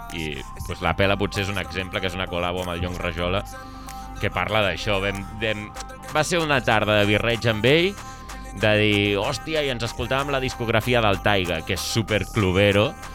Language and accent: Catalan; Sant Cugat del Vallès, Catalonia, Spain; Jo sóc de Sant Cugat